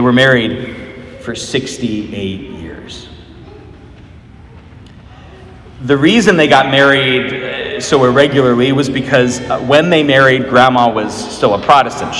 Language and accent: English; Des Moines, Iowa, United States; moved away; I am from Des Moines, though I was gone for many, many years